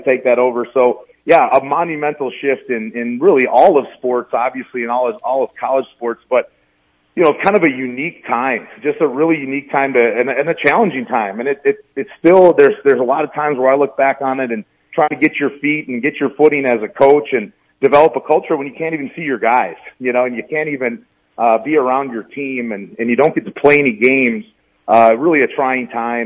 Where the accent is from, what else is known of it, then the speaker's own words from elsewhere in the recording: Menomonie, Wisconsin, United States; moved away as an adult; also born or lived in La Crosse, Wisconsin; now in Aberdeen, United States; I'm originally from Menominee, Wisconsin